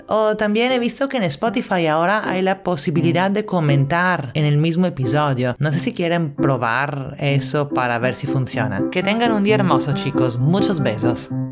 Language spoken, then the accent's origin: Spanish; Italy; now in Lima, Peru; italiana en Lima